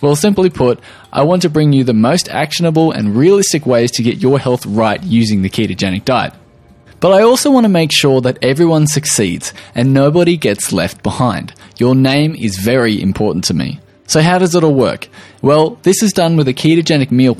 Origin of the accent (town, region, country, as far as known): Australia; accent: Australian